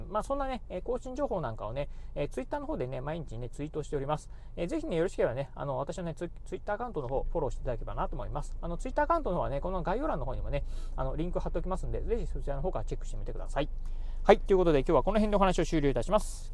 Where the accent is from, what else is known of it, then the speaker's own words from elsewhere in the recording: Kochi, Japan; moved away as an adult; 生まれと育ち、えー、高校卒業までね、高知県でね、え生まれ育ちました